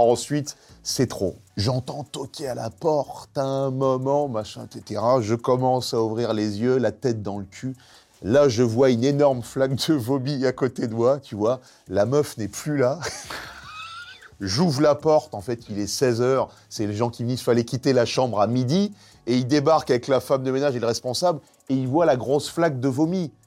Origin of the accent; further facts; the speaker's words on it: Nogent-sur-Marne, Île-de-France, France; J'ai grandi à Nogent-sur-Marne